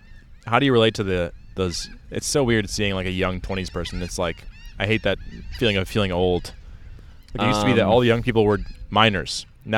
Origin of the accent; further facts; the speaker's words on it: United States; One more privilege that we have as white American people is you speak English great